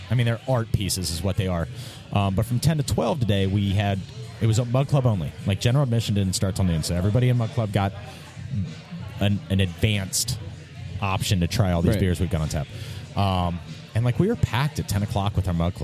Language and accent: English; Mason, Ohio, United States; we're from Mason. Like, yeah. we live in Mason. Like, that's our home